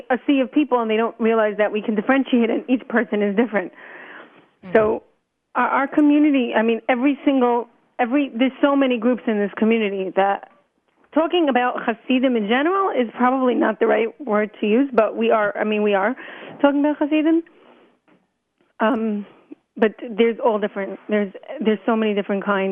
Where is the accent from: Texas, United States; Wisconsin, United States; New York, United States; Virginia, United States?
New York, United States; New York City; I was brought up in Brooklyn